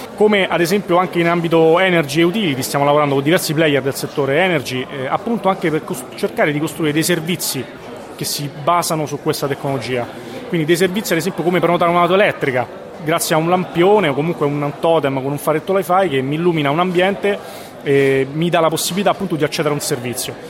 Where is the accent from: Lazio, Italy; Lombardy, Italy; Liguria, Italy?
Lazio, Italy; Latina; moved away; also born or lived in Ascoli Piceno; sono originario di Latina